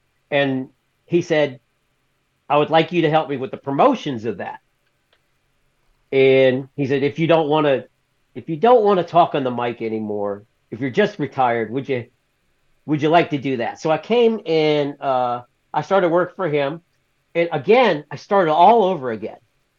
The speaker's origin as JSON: {"language": "English", "region": "the South", "country": "United States", "tie": "born or raised there", "said": "I'm from the South, so I was raised in the South"}